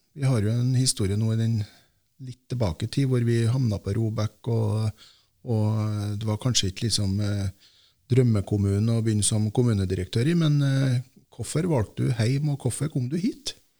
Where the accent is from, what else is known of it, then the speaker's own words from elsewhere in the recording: Heim, Trøndelag, Norway; er jo født og oppvokst i Heim kommune